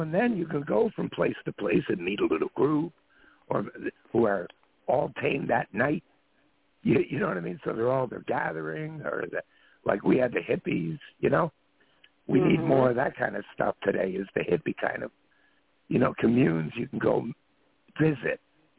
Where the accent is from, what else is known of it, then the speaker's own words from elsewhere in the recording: Ireland; You know, even though I'm an Irishman